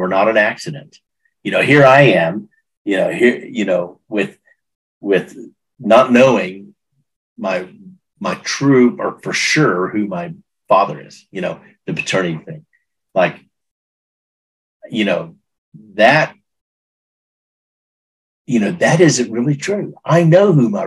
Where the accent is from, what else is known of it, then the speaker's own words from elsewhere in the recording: Texas, United States; I'm from Texas